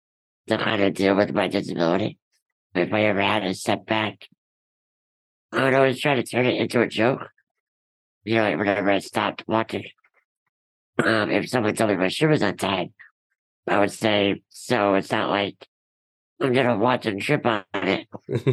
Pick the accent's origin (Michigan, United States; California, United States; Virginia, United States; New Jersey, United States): New Jersey, United States; Rutherford; our hometown of Rutherford.